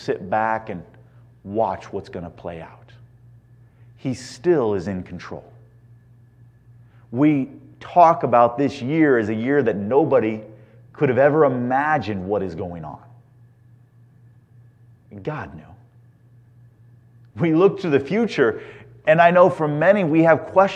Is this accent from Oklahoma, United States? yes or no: no; Indiana, United States; now in California, United States; growing up in Indiana